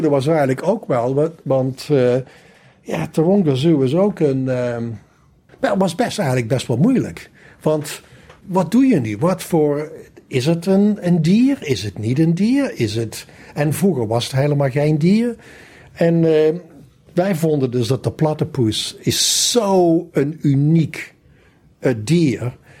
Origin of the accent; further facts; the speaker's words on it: Valkenswaard, North Brabant, Netherlands; moved away as an adult; also born or lived in Amsterdam / Sydney; Ik kom dus uit Brabant. Ik kom uit Valkenswaard. En eh, ben daar opgegroeid.